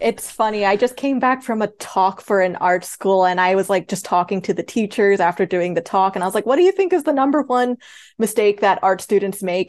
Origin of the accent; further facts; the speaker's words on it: Queens, Long Island, New York, United States; now in Los Angeles, United States; I originally grew up in Queens, and then we eventually moved to Long Island, and then after that, I moved to Los Angeles